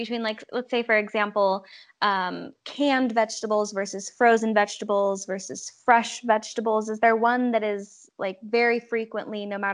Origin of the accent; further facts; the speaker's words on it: West Coast, United States; now in South Dakota, United States; we don't have a Sprouts here in South Dakota where I live now, but I'm from the West Coast